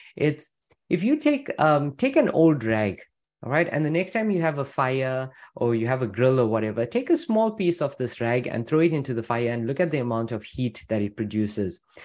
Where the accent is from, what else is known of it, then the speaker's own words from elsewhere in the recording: Louisville, Kentucky, United States; I'm from Louisville, Kentucky